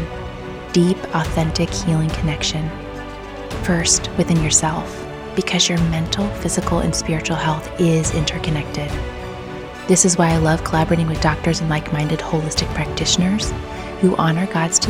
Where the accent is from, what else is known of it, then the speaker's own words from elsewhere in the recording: Bloomington, Indiana, United States; I grew up on Lake Monroe in Bloomington, Indiana, which I proudly have to say is the largest man-made lake in our state